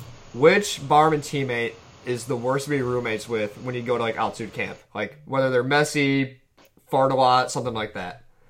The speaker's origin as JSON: {"language": "English", "region": "Michigan", "country": "United States", "said": "It's not like we're from Michigan."}